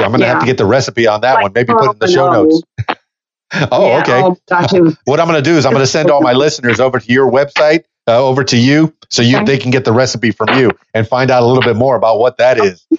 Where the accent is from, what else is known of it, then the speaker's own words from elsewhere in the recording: the Florida Keys, South Florida, United States; I grew up in South Florida, the Florida Keys, you know, in the Everglades.